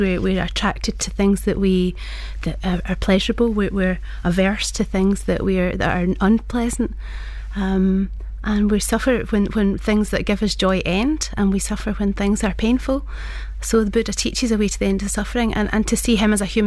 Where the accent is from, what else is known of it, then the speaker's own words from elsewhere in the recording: Glasgow, Scotland, United Kingdom; I was born in Glasgow, as you can hear from my accent